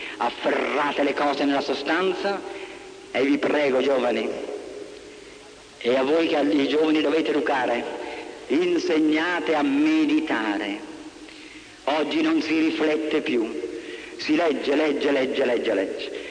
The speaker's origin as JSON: {"language": "Italian", "country": "Italy"}